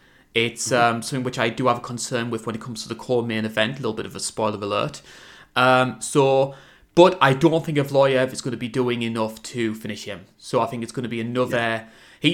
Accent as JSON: {"language": "English", "country": "United Kingdom"}